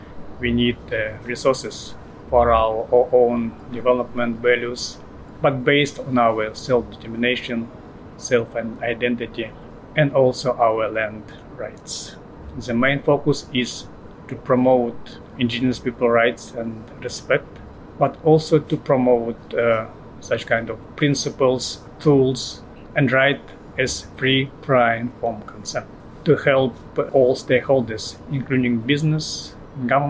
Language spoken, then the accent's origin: English; Russian Eastern Siberia, Russia; I came from Russian Eastern Siberia. My people community is Udege